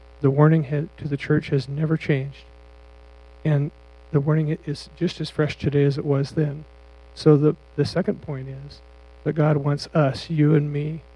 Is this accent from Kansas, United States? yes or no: no; near Beaver Crossing, Nebraska, United States; now in Cheyenne, United States; Beaver Crossing is real close to my hometown